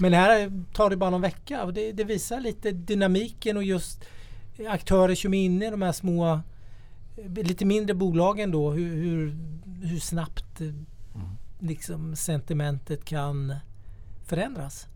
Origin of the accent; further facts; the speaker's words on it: Småland, Sweden; jag är från Småland, där har vi mycket träd